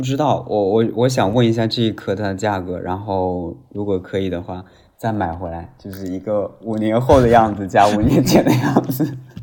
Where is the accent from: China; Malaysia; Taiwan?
China; Nanjing, Jiangsu; 咱们南京人啊，还是很幸福的，有这么大一座梅花山